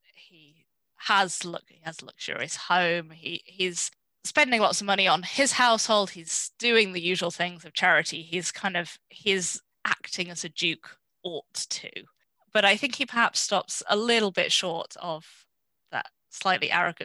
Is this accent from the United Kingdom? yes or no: yes; Yorkshire and the Humber, United Kingdom; now in Oxford, United Kingdom; I grew up in Yorkshire